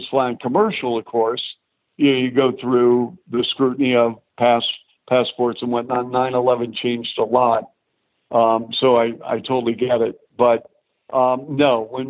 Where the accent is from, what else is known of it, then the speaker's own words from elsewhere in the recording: Seattle, Washington, United States; moved away as an adult; also born or lived in Toronto / Chicago; Seattle, because it's my hometown